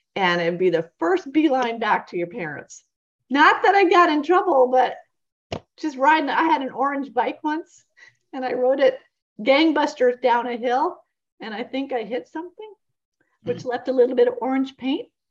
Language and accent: English; Vermont, United States; now in Florida, United States; growing up in Vermont